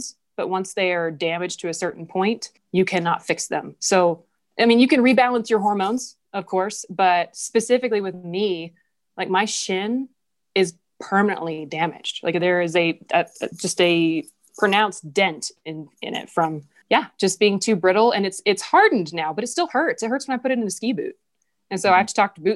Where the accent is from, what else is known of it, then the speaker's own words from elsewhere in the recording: the South, United States; moved away as an adult; now in Jackson, United States; I'm from the South